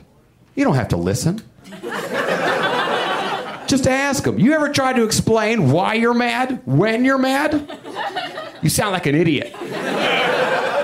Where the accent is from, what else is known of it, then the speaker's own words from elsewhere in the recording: Huntsville, Alabama, United States; my hometown of Huntsville, Alabama